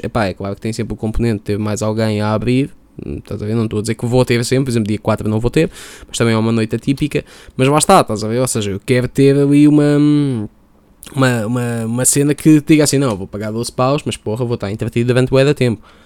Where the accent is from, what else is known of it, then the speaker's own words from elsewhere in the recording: Lisbon, Portugal; de onde é que eu vim? Vim de Chelas